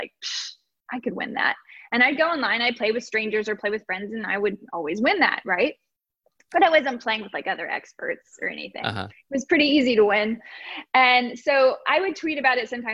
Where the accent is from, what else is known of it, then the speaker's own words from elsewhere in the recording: Texas, United States; I grew up in Texas